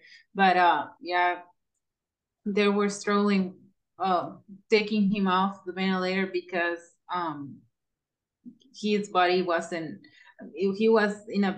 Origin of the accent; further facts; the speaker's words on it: Mexico; English is a second language; moved away; I'm from Mexico